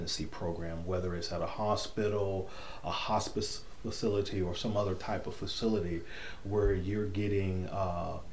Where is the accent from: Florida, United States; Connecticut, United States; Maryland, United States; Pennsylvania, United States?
Florida, United States; Fort Lauderdale; moved away as an adult; now in Alabama, United States; I'm originally from South Florida, the Fort Lauderdale, Florida area. I was born and raised there in the South Florida area, Fort Lauderdale, Florida area